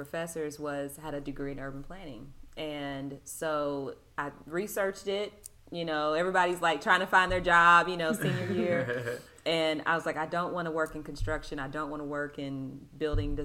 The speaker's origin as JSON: {"language": "English", "town": "Louisville", "region": "Kentucky", "country": "United States", "tie": "born or raised there", "also_born_or_lived": "New Orleans, Louisiana", "moved": "yes", "lives_now": "Nashville, United States", "said": "I was born in New Orleans, Louisiana, and my dad was in the Navy down there. So that's how my parents met. But he was from Louisville, Kentucky, which is where we eventually moved and I grew up."}